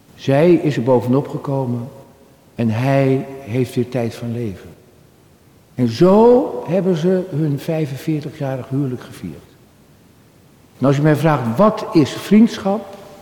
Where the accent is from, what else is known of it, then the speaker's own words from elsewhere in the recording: Halfweg, North Holland, Netherlands; Halfweg. De plek waar ik geboren ben, vlak bij Amsterdam.